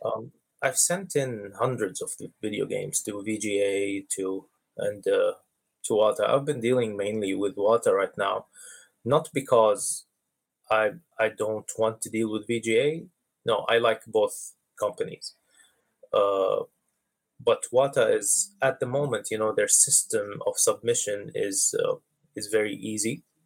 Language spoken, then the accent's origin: English; Dubai, United Arab Emirates; I grew up in in the Middle East in Dubai